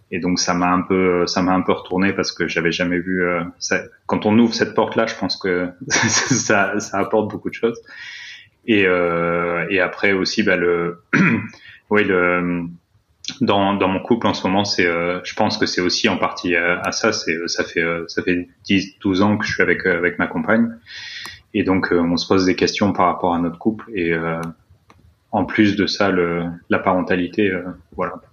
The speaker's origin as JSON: {"language": "French", "country": "France", "moved": "yes", "lives_now": "Austria", "said": "ça fait quelques années que j'habite en Autriche, mais ça fait plus de dix ans que je suis, je suis parti de France en fait. Donc suis un expatrié."}